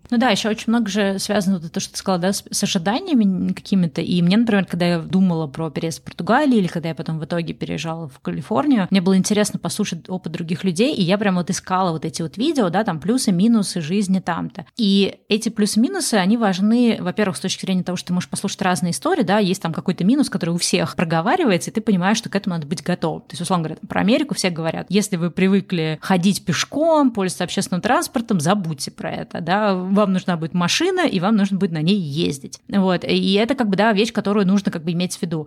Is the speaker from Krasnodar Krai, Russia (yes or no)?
no; Saint Petersburg, Russia; moved away as an adult; also born or lived in Moscow, Russia / Egypt / Bali, Indonesia; now in California, United States; Я родилась в Питере, жила и училась тоже в Питере